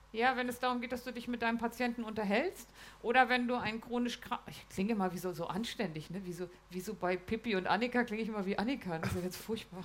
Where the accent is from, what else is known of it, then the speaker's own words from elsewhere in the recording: Lower Saxony, Germany; Ich komme ja aus Niedersachsen.